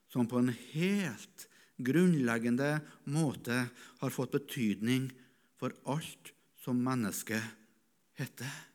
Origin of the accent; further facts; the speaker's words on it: Norway; also born or lived in East Africa; Hvorfor ble jeg født som nordmann, etnisk nordmann?